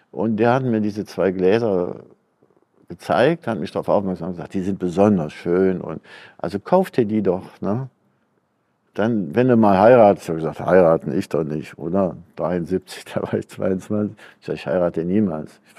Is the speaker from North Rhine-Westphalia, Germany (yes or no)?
yes; North Rhine-Westphalia, Germany; born there; Und ich bin im Wald, 51 im Wald geboren, also am Waldrand in so einem Finzendorf im Teutoburger Wald.